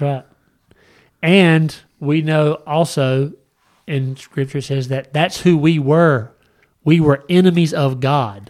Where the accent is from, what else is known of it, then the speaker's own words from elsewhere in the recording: United States; I was raised in America